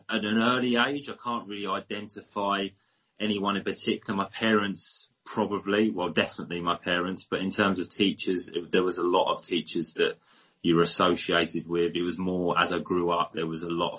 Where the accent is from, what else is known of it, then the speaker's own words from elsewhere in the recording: Hastings, South East England, United Kingdom; I was from Hastings, which is a pretty small town.